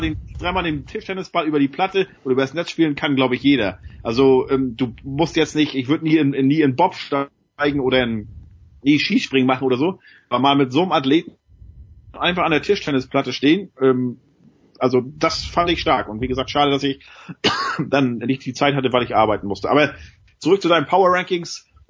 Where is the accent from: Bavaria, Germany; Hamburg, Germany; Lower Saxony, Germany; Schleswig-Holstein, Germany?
Schleswig-Holstein, Germany; Lübeck; ich komme ja hier aus Großraum Lübeck, Bad Oldesloe